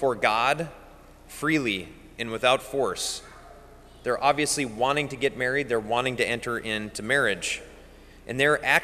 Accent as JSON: {"language": "English", "town": "Bismarck", "region": "North Dakota", "country": "United States", "said": "I'm from Bismarck and I live at the cathedral"}